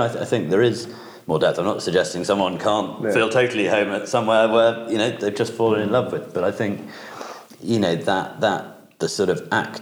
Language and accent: English; Wensleydale, Yorkshire and the Humber, United Kingdom; For me, home is it's Wensleydale. It is the Bolton estate, and the castle sits at the heart